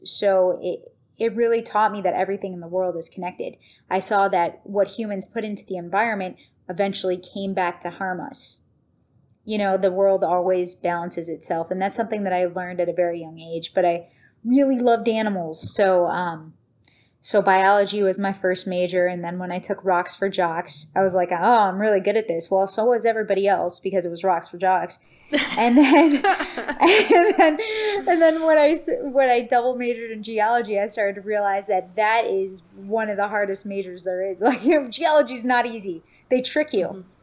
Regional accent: Niagara Falls, New York, United States; moved away; also born or lived in Florida; I grew up right near Love Canal

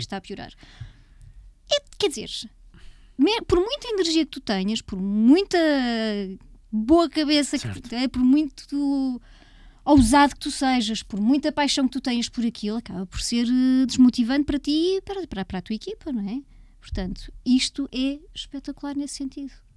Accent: Leiria, Leiria District, Portugal; Eu cresci em Leiria

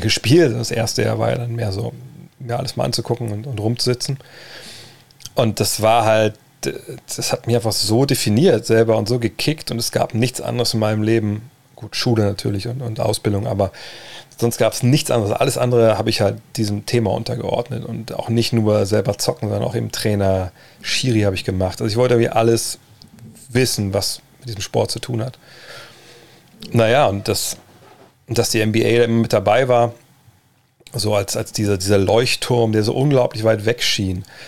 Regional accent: Wolfsburg, Lower Saxony, Germany; bei uns im, im, in Westhagen, im Problemstadtteil von Wolfsburg

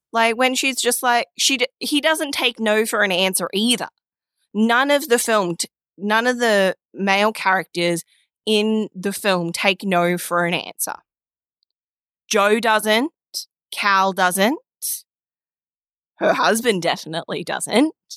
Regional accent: Australia; as an Australian.

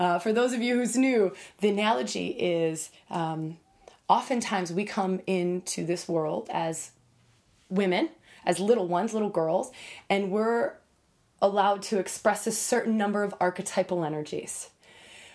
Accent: United States; having grown up as an American girl

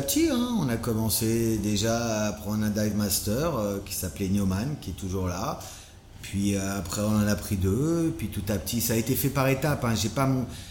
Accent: France; now in Bali, Indonesia; je suis français, hein, ça s'entend

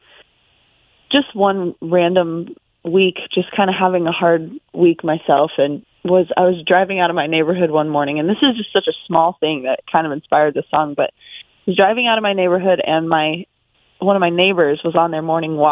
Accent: Colorado Springs, Colorado, United States; moved away as an adult; now in Nashville, United States; I grew up in Colorado Springs.

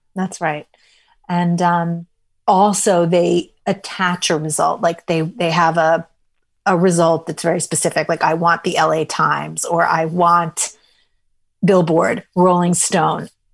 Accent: New York City, New York, United States; I was a sophisticated enough kid growing up in New York City

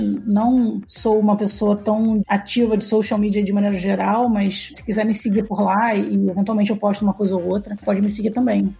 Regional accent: Rio de Janeiro, Brazil; Eu sou carioca, pra começar a conversa. eu sou do Rio. Enfim, eu eu morei a maior parte da minha vida no Rio

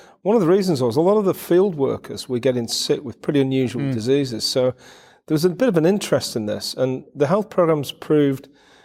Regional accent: United Kingdom; I'm from the UK, but the name's Ukrainian

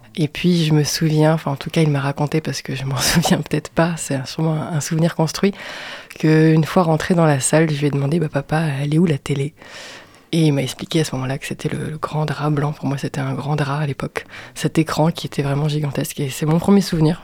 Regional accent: Strasbourg, Grand Est, France; moved away as an adult; now in Angers, France; Je suis née à Strasbourg

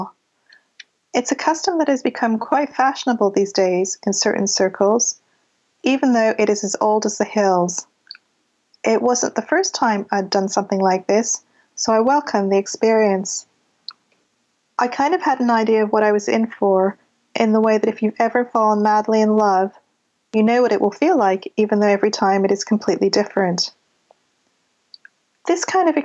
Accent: Canada; accent: a touch of a Canadian accent; also born or lived in London, United Kingdom; now in United Kingdom; I was born in London. I grew up in Canada. I moved there when I was 7.

